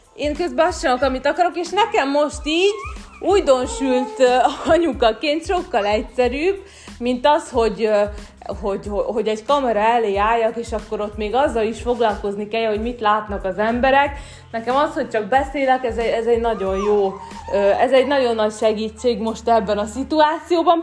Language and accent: Hungarian; Hungary; moved away as an adult